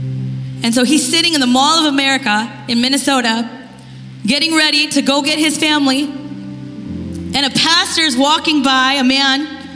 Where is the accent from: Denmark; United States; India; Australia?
India; I'm Indian.